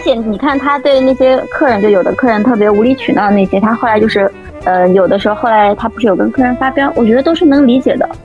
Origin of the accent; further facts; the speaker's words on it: China; 但其实我们中国人